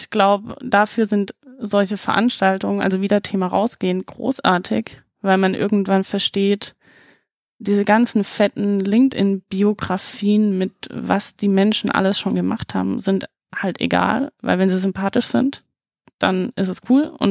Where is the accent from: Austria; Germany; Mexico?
Germany; Baden-Württemberg; ich komme ursprünglich aus dem Schwarzwald ich habe den Dialekt hoffentlich weitestgehend abgelegt